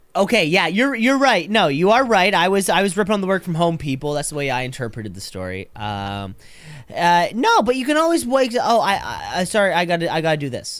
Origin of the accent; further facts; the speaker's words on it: Canada; I'm Canadian